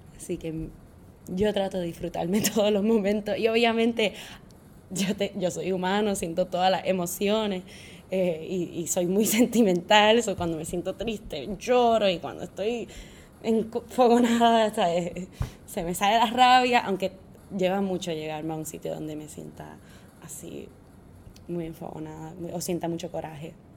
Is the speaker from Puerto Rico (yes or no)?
yes; Puerto Rico; moved away as an adult; now in New York City, United States; ser puertorriqueño es súper complicado porque tú te crías en Puerto Rico